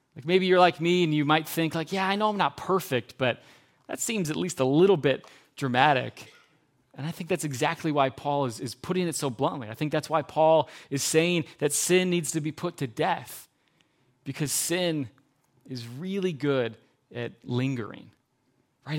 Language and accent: English; Geneva, United States; I grew up in Geneva when I was a kid